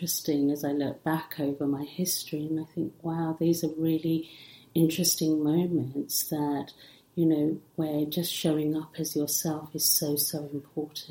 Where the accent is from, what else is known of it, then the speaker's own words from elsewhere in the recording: England, United Kingdom; English is a second language; also born or lived in Africa / India; I'm Indian originally, but grew up in England